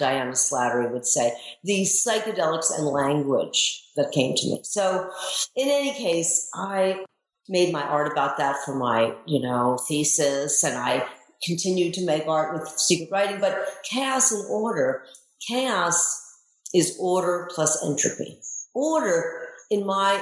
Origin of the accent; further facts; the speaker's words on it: Baltimore, Maryland, United States; I grew up in Baltimore, Maryland